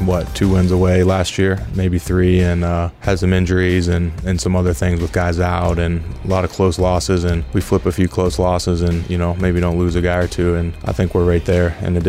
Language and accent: English; Pennsylvania, United States; And I'm in my home state. I love that. Not too far from where I went to school up at Penn State.